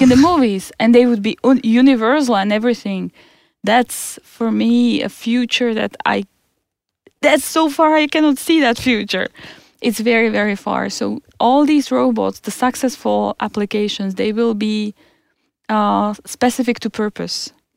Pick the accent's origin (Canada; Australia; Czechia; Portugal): Czechia; moved away as an adult; now in Stockholm, Sweden; I'm, I'm from Czech Republic. I have been here for five years.